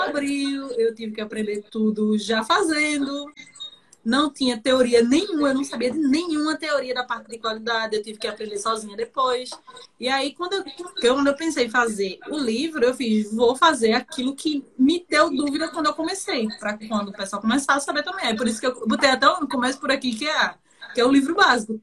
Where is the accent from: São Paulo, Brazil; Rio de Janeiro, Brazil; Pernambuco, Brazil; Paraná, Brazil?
Pernambuco, Brazil; Olinda; eu sou de Olinda, Pernambuco, cidade vizinha Recife